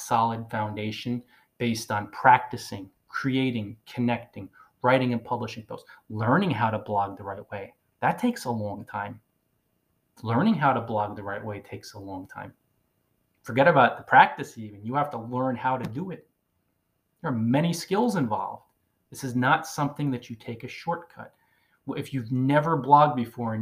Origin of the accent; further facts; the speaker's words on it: Northern New Jersey, United States; moved away as an adult; I'm from Northern New Jersey originally. So even though I've circled the globe for 10 years, I say coffee